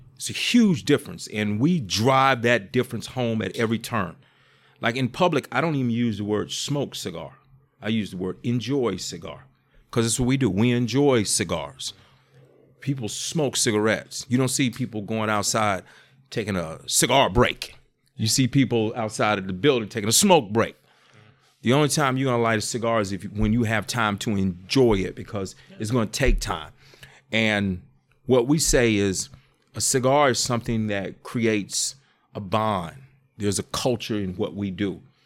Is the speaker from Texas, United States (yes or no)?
no; Greensboro, North Carolina, United States; Greensboro, my hometown